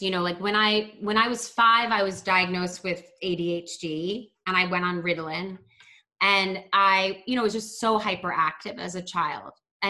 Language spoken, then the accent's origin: English; Baltimore, Maryland, United States; So like growing up in Baltimore, like you did have to be kind of aware people could hurt you because the city is not that safe